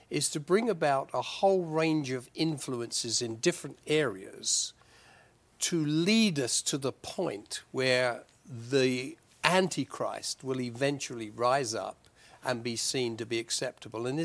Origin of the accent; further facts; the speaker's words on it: United Kingdom; moved away; as a British person, uh, although I don't live there now, but as a British person, I was personally glad to see them get out of the European Union